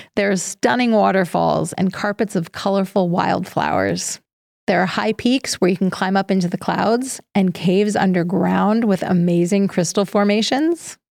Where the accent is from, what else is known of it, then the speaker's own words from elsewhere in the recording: Appalachia, United States; now that I am officially Appalachian.